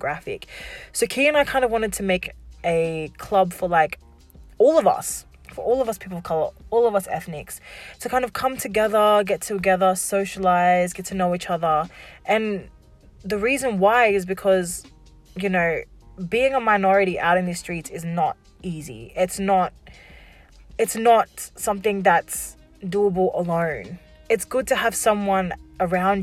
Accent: Wollongong, New South Wales, Australia; also born or lived in Warrawong / Shellharbour / Albion Park; So when I grew up down here in Wollongong, you know, I lived in the, what we like to say, the ghetto of Wollongong, which is, you know, out Warrawong area

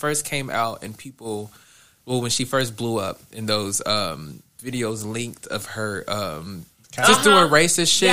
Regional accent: Detroit, Michigan, United States; I'm from Detroit.

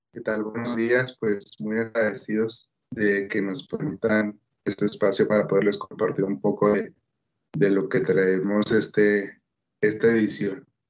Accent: Bachíniva, Chihuahua, Mexico; also born or lived in Ciudad Juárez; Yo soy de una comunidad rural, soy del municipio de Bachíniva, de la comunidad El Porvenir

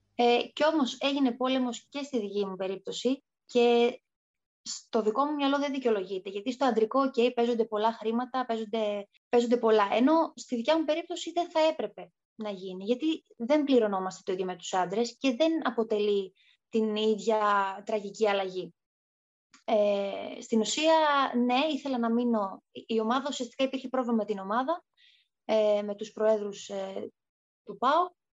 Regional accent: Thessaloniki, Central Macedonia, Greece; moved away as an adult; στην πόλη μου. Η Κωνσταντινούπολη είναι τρει-τέσσερι ώρε μέχρι Θεσσαλονίκη

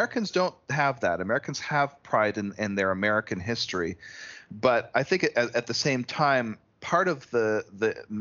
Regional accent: Canada; as a Canadian myself

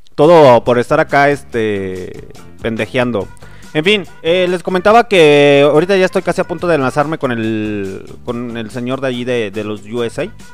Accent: Mexico; somos buenos mexicanos

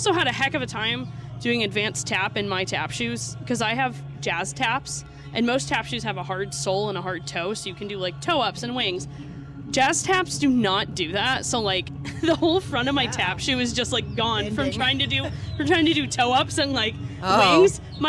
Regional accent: Vermont, United States; There's an opera house in my hometown. Mm-hmm. It's technically a city. It's like the smallest city in Vermont.

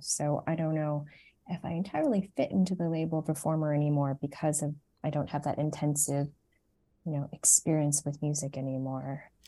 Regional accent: Toronto, Ontario, Canada; moved away; I grew up in Toronto, Canada. I was born there, and my parents, um, are Vietnamese refugees

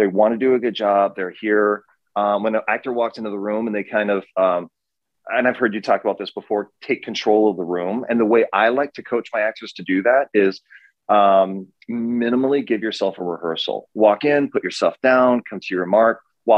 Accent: Midwest, United States; John and I are such doppelgangers. We're both from the Midwest.

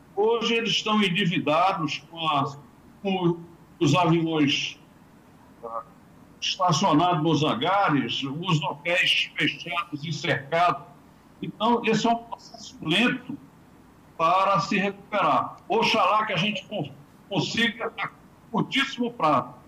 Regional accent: Brazil; como brasileiros

